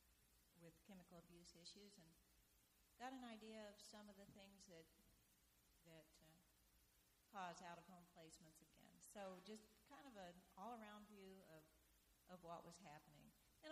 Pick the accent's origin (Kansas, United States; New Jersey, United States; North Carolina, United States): Kansas, United States; moved away as an adult; also born or lived in Portland, Oregon; I'm from Kansas, and we talk slow there